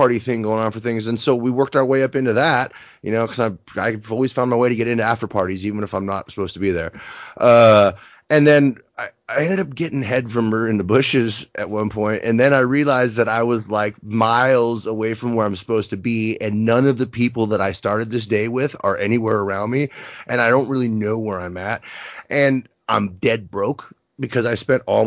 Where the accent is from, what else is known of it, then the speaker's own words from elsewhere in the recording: Napa, California, United States; also born or lived in San Francisco; growing up in Napa